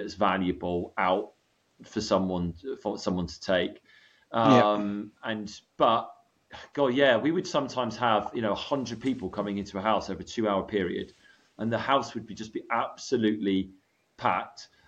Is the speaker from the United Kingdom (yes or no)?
yes; United Kingdom; moved away as an adult; also born or lived in California, United States; I was British, I feed myself as a British real estate agent